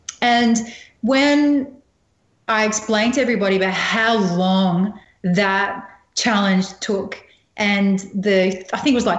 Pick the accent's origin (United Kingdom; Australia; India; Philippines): Australia; really natural looking photograph about just being the Aussie survivor.